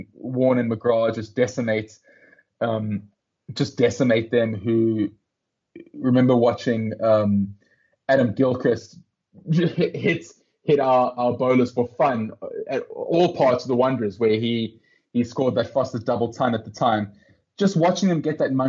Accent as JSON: {"language": "English", "town": "Johannesburg", "region": "Gauteng", "country": "South Africa", "said": "I'm from Johannesburg, and like a lot of Joburgers"}